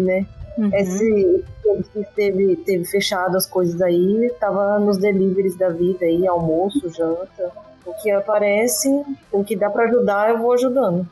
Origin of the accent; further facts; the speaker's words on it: Rio Grande do Sul, Brazil; moved away as an adult; also born or lived in Florianópolis; now in São Paulo, Brazil; Na verdade, eu sou gaúcha também